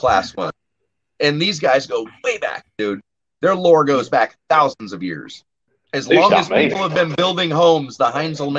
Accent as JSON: {"language": "English", "country": "United States", "said": "I am American."}